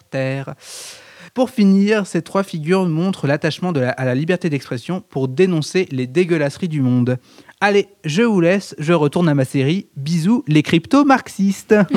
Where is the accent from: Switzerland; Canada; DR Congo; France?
France; on est français